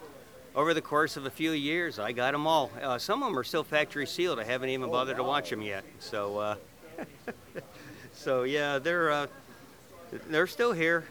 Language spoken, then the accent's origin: English; Indianapolis, Indiana, United States; I'm from Indianapolis, Indiana